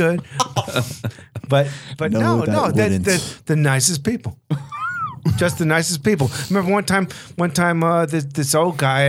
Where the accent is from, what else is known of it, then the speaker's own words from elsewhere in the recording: New York, United States; I'm from New York